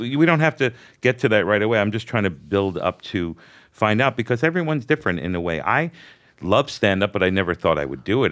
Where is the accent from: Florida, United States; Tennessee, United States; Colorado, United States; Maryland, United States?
Florida, United States; Hollywood; also born or lived in Brooklyn, New York; I was born in Brooklyn, and then we moved to Hollywood, Florida